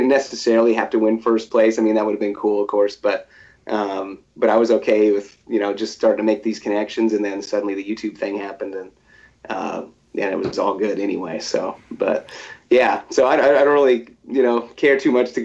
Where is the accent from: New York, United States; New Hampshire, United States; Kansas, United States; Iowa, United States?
Kansas, United States; Topeka; I'm from Topeka, Kansas.